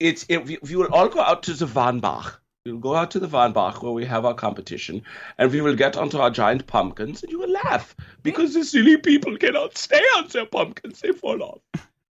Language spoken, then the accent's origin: English; United States; I'm an American. I always have been.